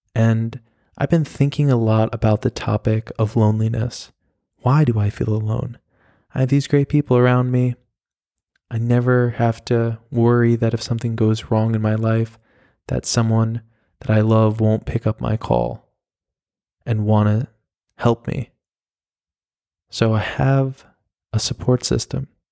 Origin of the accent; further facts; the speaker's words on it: New York, United States; moved away as an adult; also born or lived in Oklahoma / Miami, Florida; now in Berlin, Germany; I'm from New York. I was born in Oklahoma. I have been, or I had lived in New York from the time that I was five until college